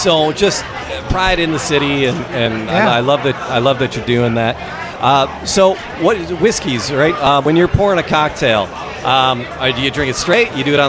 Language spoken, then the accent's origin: English; Detroit, Michigan, United States